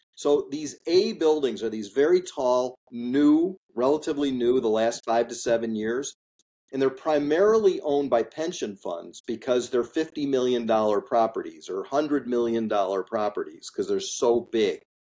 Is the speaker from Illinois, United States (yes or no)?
yes; Highland Park, Illinois, United States; I grew up in Highland Park, Illinois, which is a suburb of Chicago.